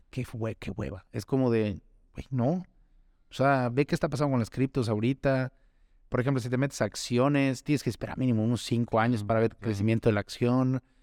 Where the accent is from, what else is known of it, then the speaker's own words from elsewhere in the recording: Yucatán, Mexico; yo soy yucateco, yo crecí en el sur del estado